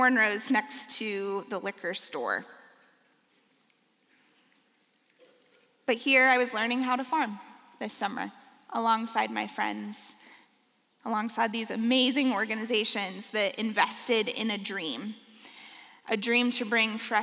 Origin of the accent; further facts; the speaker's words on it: Benton Harbor, Michigan, United States; I come from Benton Harbor, Michigan.